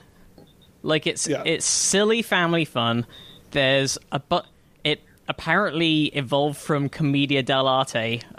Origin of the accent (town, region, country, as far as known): United Kingdom